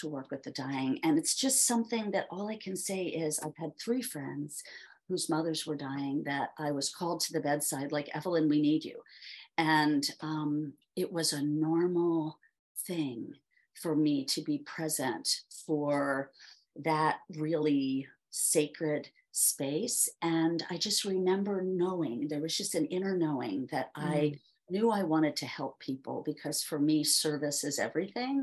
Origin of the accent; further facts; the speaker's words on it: Philadelphia, Pennsylvania, United States; I grew up there in Philadelphia